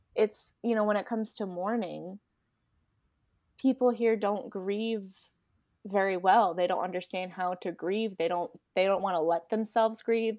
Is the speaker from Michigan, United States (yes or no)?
no; Rhode Island, United States; moved away as an adult; now in Florida, United States; Rhode Island